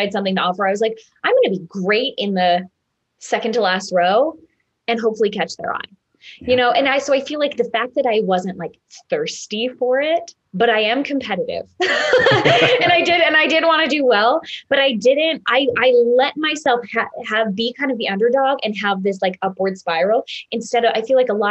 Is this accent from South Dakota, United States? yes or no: no; Minneapolis, Minnesota, United States; I was from Minnesota. Minneapolis, not a small town.